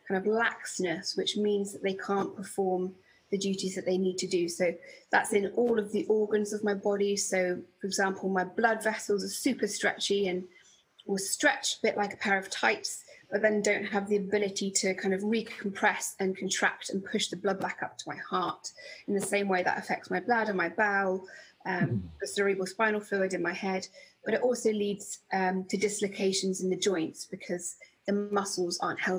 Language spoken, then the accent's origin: English; Bedfordshire, East of England, United Kingdom; I grew up in Bedfordshire, in the countryside